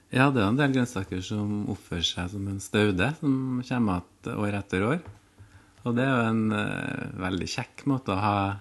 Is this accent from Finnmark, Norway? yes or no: no; Orkanger, Trøndelag, Norway; jeg vokste opp på Orkanger